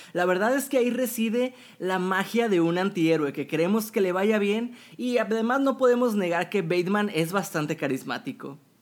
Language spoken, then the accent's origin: Spanish; Monterrey, Nuevo León, Mexico; mi ciudad natal, Monterrey, México